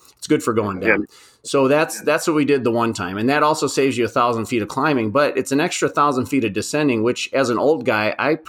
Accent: Southern California, United States; moved away as an adult; now in Prescott, United States; I grew up in Southern California

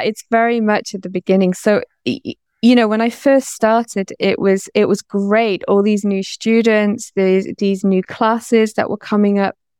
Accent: North Wales, United Kingdom; moved away; also born or lived in London / Bangkok; I'm originally from North Wales

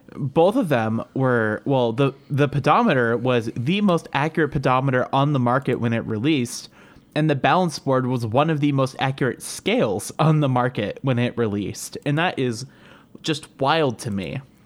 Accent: Cleveland, Ohio, United States; accent: Cleveland, Ohio; you correctly pinned my accent, like, directly to, like, Cleveland, Ohio

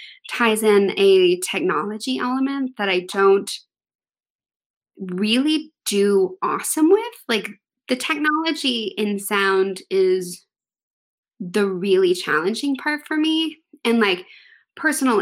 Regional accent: Texas, United States; I am from Texas

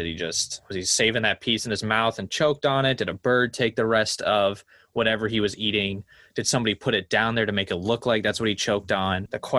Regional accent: Denver, Colorado, United States; We're from Colorado, but I mostly spent my time in Denver.

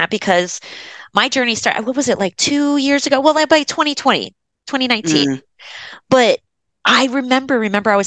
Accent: Florida, United States; I grew up in Florida

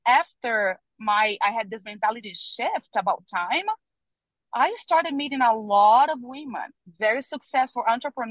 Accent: Brazil; I'm from Brazil.

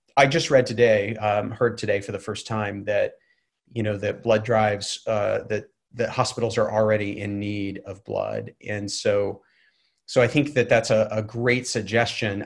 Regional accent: Waco, Texas, United States; now in Atlanta, United States; I grew up in Waco, Texas

